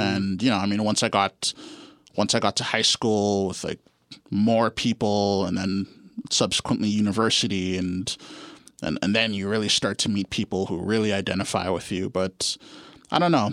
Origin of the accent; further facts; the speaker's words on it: Guelph, Ontario, Canada; also born or lived in Ottawa; now in Toronto, Canada; I grew up in Guelph.